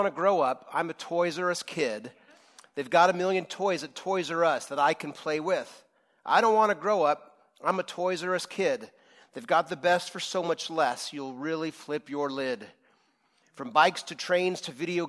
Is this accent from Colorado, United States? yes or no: no; Rohnert Park, California, United States; I grew up in Rohnert Park in the 80s.